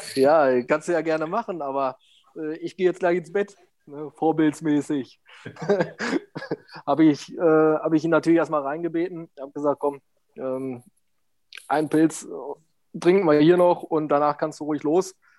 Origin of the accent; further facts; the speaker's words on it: Steinhagen, North Rhine-Westphalia, Germany; ich wollte dann wieder in mein Heimatdorf. Mm, meine Mutter wohnte noch hier, mein, mein Bruder